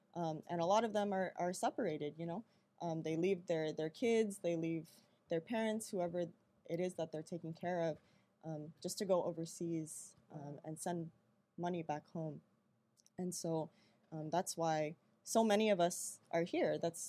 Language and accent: English; San Diego, California, United States; a lot of us are Filipino Americans, you know, we were born here, but we do not see ourselves as separate from the conditions back home. You know, especially because growing up in San Diego, growing up in the U.S.